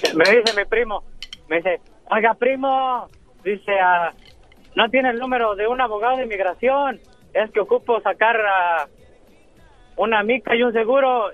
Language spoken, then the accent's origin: Spanish; Michoacán, Mexico; somos de Michoacán los dos